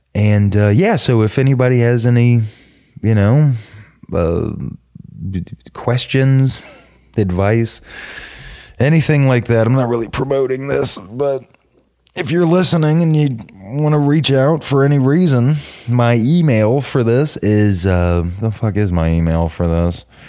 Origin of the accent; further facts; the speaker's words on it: Norcross, Georgia, United States; also born or lived in Suwanee, Georgia; I'm from Atlanta, which for a white guy almost always means I'm from the suburbs of Atlanta. Uh, Gwinnett County, about fifteen minutes northeast of Atlanta, a town called Norcross